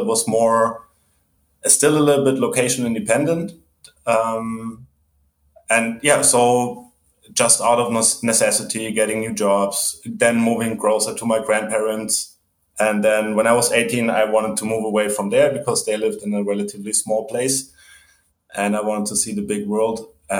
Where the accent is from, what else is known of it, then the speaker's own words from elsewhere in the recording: Germany; I'm originally from Germany.